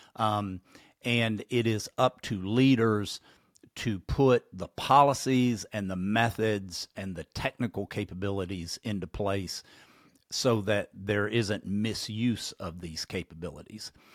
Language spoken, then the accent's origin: English; Kentucky, United States; my home state, Kentucky.